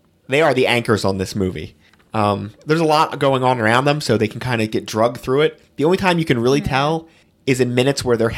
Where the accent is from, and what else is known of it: New Jersey, United States